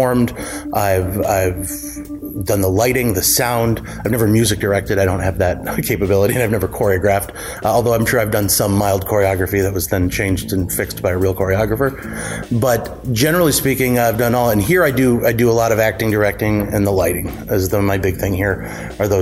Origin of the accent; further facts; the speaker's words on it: Warren, Michigan, United States; now in Clawson, United States; I was born and raised in Warren